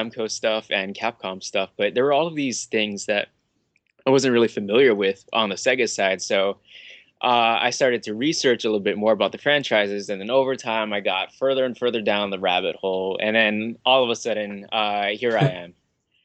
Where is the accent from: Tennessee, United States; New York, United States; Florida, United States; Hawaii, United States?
Hawaii, United States; I'm from Hawaii